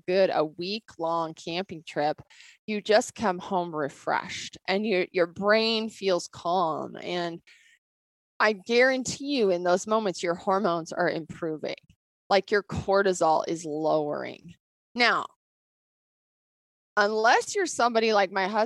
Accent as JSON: {"language": "English", "town": "Bozeman", "region": "Montana", "country": "United States", "tie": "born or raised there", "said": "I grew up here in Bozeman."}